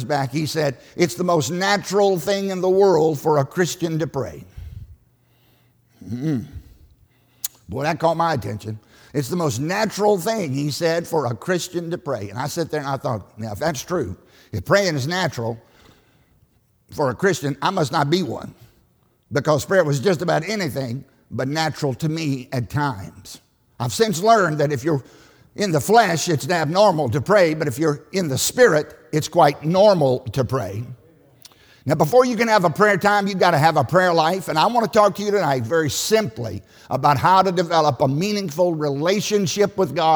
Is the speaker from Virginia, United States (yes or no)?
yes; Southside, Virginia, United States; I grew up in Southside, Virginia, on a tobacco farm in a liberal church.